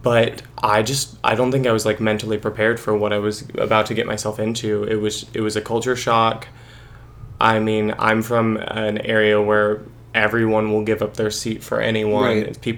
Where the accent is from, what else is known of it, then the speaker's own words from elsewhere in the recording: St. Cloud, Missouri, United States; moved away; also born or lived in Sullivan, Missouri; I am from Missouri, actually. A village of 59 people